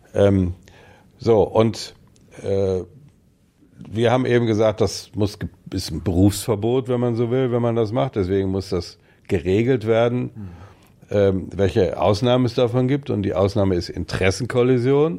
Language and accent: German; West Germany, Germany; moved away as an adult; Ich gelte in weiten Teilen noch als Wessi, weil ich aus sozusagen im Westen stamme, obwohl ich die meiste berufliche Zeit im Osten verbracht habe